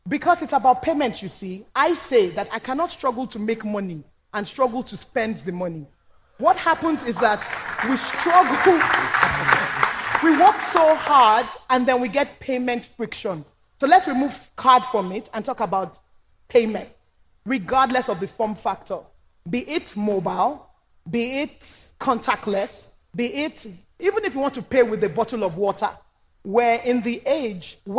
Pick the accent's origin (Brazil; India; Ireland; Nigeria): Nigeria; I'm Nigerian